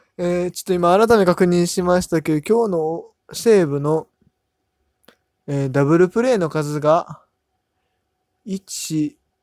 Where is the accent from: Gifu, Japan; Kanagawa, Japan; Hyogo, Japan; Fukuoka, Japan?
Hyogo, Japan; Amagasaki; moved away; 僕、地元が関西で、まあ、ほぼほぼ大阪みたいなとこなんですけど、あ、まあ、言っちゃうともう兵庫県の尼崎